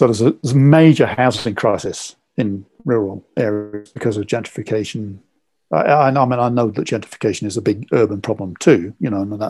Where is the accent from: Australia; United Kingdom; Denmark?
United Kingdom; England; I'm English